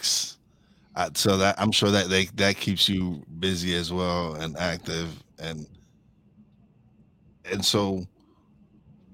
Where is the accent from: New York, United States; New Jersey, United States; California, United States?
New York, United States; New York City; We're both from New York City.